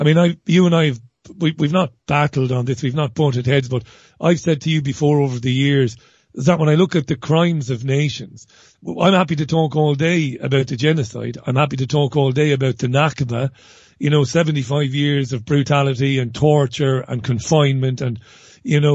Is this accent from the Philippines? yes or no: no; Ireland; I'm an Irish guy